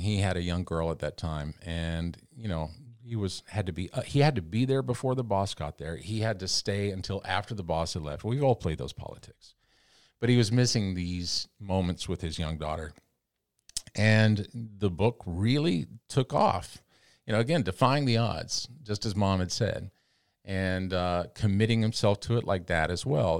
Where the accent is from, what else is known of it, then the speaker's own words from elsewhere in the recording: Canyon, Texas, United States; moved away as an adult; also born or lived in New York City / Los Angeles; now in Columbia, United States; I left my hometown in Texas in 1984, 86, I guess it was